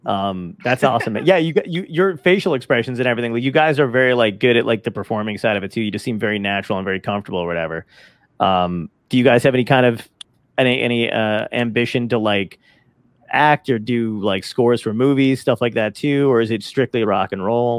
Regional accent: East Coast, United States; also born or lived in California; we're from the East Coast

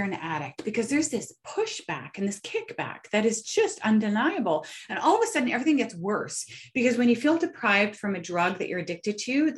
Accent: Canada; I'm a nobody from Canada

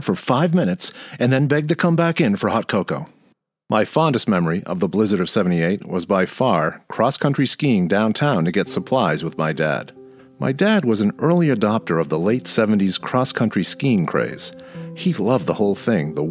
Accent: Maynard, Massachusetts, United States; the village of my hometown, Maynard, Mass.

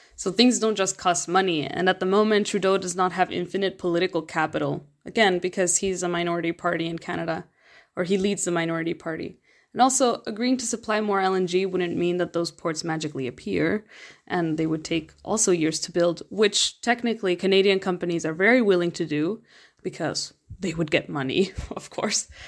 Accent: Mexico; I'm from Mexico

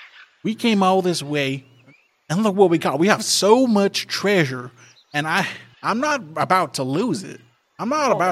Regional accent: Georgia, United States; Emily, I'm from Georgia.

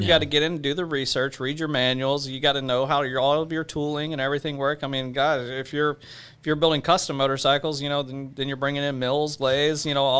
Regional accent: the South, United States; because, you know, I grew up in the South, and I know what that's, you know, what that's like and what that looks like.

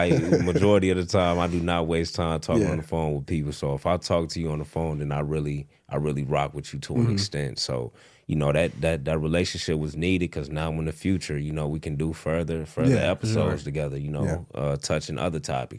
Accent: Rockford, Illinois, United States; also born or lived in suburbs of Chicago; Rockford, Illinois, man. Okay. Born and raised.

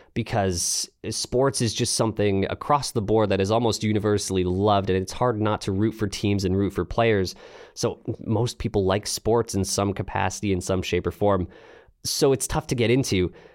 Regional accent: Canada; also born or lived in London, Ontario; I am Canadian, like I said, based out of London, Ontario.

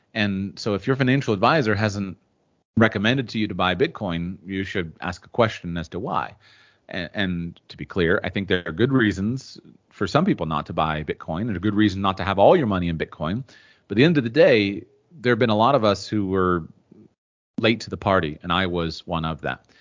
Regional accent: United States; I'm from the United States, and in the United States, we live in a very wealthy culture

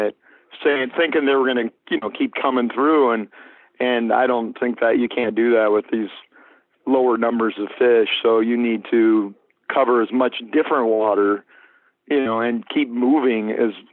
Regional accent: Welches, Oregon, United States; I grew up on Mount Hood, basically in Welch's

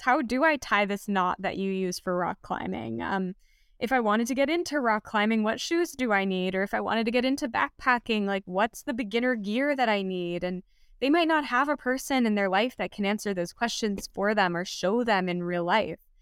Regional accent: Los Angeles, California, United States; I grew up in the Santa Monica Mountains in Los Angeles

